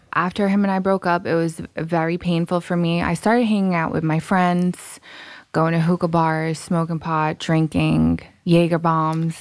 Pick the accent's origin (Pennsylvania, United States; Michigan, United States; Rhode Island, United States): Rhode Island, United States; also born or lived in Massachusetts; Rhode Island. Born in Massachusetts.